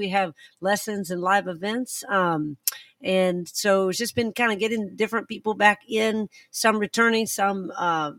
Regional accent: Spartanburg, Greenville area, South Carolina, United States; moved away; my hometown, which is the Spartanburg, Greenville area up there.

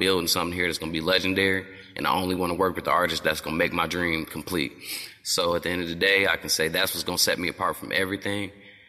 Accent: South Bend, Indiana, United States; I'm from South Bend, Indiana.

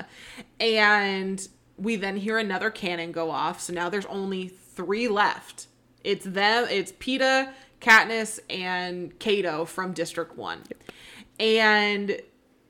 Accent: the Northwest, Pacific Northwest, United States; growing up in the Northwest

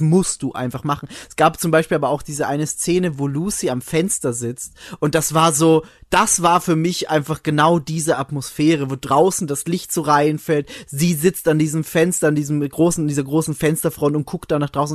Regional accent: Austria; bei uns in Österreich

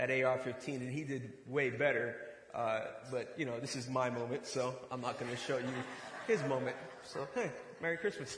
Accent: Boston, Massachusetts, United States; now in Ohio, United States; I'm originally from Boston, Massachusetts, inner city.

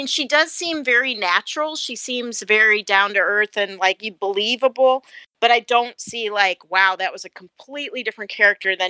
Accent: Chicago, Illinois, United States; I'm from Chicago

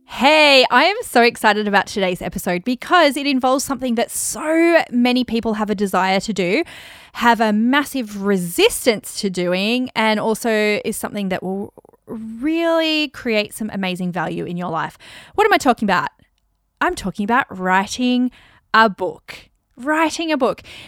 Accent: Australia; accent: Aussie; My Aussie accent

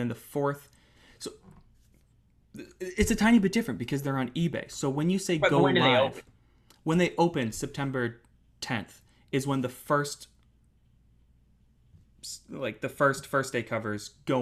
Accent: United States; as an American

